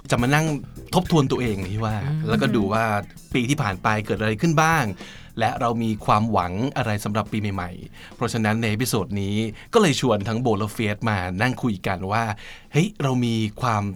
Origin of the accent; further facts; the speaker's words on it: Bangkok, Thailand; I was born in Bangkok